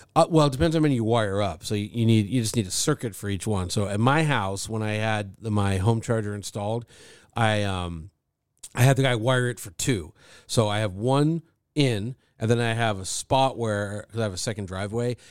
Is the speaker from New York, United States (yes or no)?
no; Thousand Oaks, California, United States; I grew up in Thousand Oaks, which is, like, over the hill from Malibu